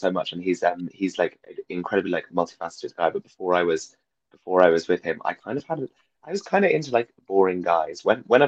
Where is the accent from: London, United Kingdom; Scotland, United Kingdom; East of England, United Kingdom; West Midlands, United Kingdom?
London, United Kingdom; I came from London, I went to school in Shepherd's Bush